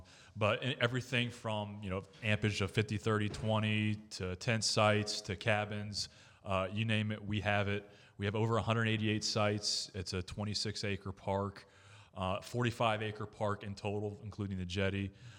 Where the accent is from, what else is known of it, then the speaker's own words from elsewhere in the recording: Georgia, United States; born there; also born or lived in Maine / Florida; I currently live in Melbourne, so I do commute to the port. But I was born in Georgia and actually lived in Maine for about 7 years as well. But there's no place like Florida.